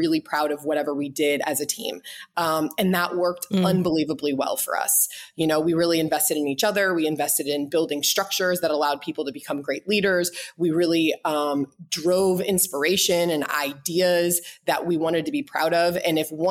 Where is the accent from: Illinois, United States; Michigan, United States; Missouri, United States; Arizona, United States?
Missouri, United States; St. Louis; moved away as an adult; also born or lived in Boulder, Colorado / Boston, Massachusetts; now in Kansas City, United States; I'm from St. Louis